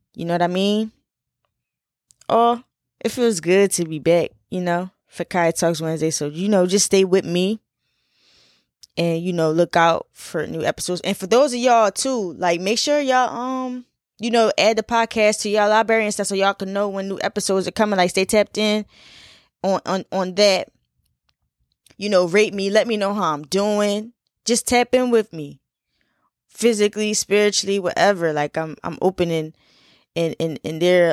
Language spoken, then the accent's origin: English; Philadelphia, Pennsylvania, United States; I'm from Philly